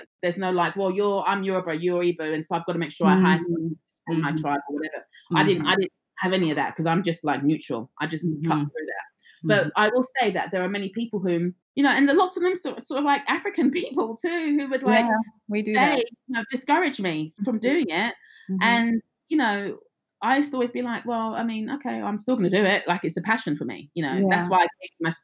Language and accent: English; England, United Kingdom; I was born and raised in England, but my parents are from the Caribbean.